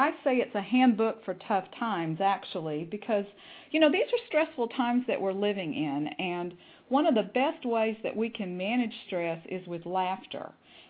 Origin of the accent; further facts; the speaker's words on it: Texas, United States; accent: Southern; I am from Texas, and I have tried very hard for a long time to even out that accent, but it still creeps in, I'm afraid.